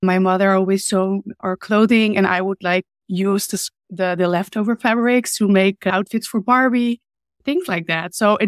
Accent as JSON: {"language": "English", "town": "Hoofddorp", "region": "North Holland", "country": "Netherlands", "tie": "born or raised there", "said": "Well, it was more like a town, to be honest. I mean, now it's all big and fancy and there's a lot going on. But when I grew up, yeah, it wasn't really a lot."}